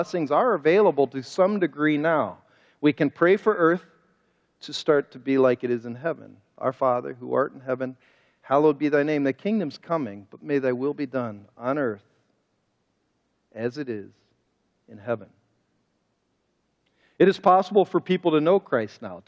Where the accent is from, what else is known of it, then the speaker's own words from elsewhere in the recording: Cleveland, Ohio, United States; And I grew up in Cleveland.